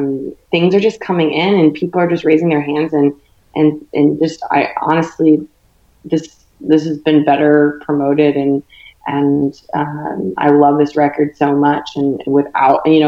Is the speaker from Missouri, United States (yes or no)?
no; Virginia, United States; moved away as an adult; now in Nashville, United States; I am from Virginia, currently living in Nashville, Tennessee